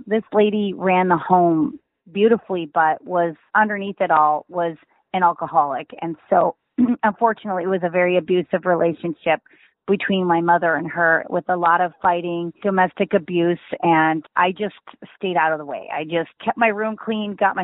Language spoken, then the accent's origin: English; Midwest, United States; I grew up in the Midwest in a really small town.